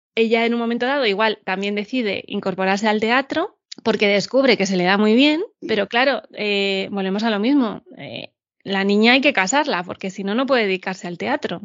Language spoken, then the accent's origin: Spanish; Madrid, Community of Madrid, Spain; Yo soy madrileña, no vivo en el centro